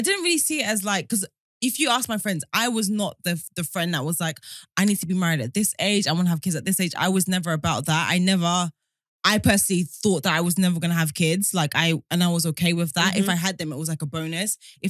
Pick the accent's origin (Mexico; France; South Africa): South Africa; South Africa.